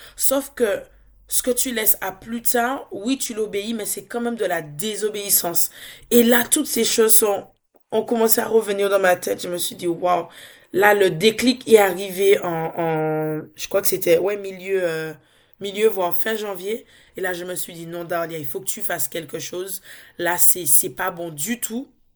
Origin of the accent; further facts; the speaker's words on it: Dominica; now in France; Je suis dominicaise, donc je viens de l'île de la Dominique.